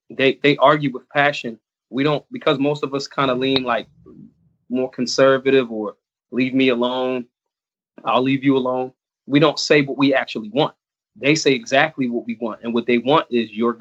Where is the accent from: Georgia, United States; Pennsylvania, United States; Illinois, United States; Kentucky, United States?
Pennsylvania, United States; Philadelphia; I was born in America, born in Philly, the birthplace of America